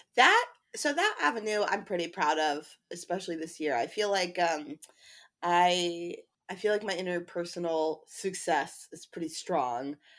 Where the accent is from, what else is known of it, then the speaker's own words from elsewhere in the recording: Chapel Hill, North Carolina, United States; moved away; I'm originally from Chapel Hill, North Carolina